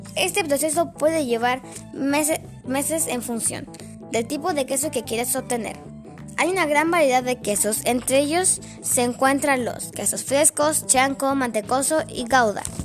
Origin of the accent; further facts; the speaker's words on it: Mallarauco, Santiago Metropolitan Region, Chile; Mayerauco, mi tierra linda